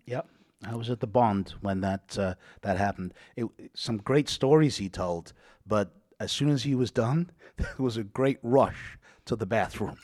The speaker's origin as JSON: {"language": "English", "region": "England", "country": "United Kingdom", "moved": "yes", "said": "I'm English"}